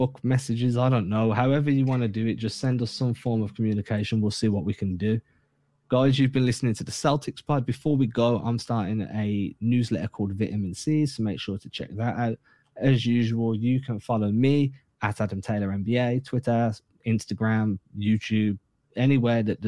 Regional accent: England, United Kingdom; growing up in England

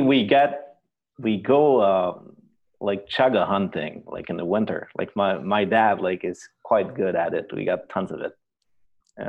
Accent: Quebec City, Quebec, Canada; also born or lived in Inverness, Quebec; the factory in my hometown in Quebec City

